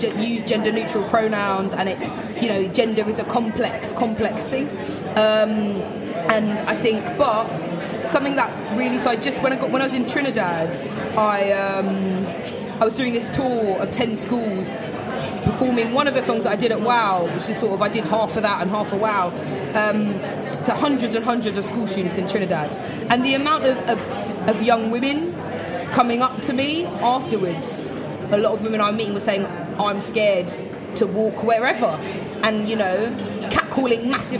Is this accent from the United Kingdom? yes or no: yes; London, United Kingdom; my journey growing up in East London